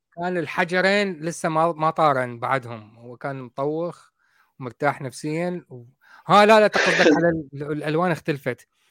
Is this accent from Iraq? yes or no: yes; Iraq; now in United Kingdom; انا كاصلي عراقي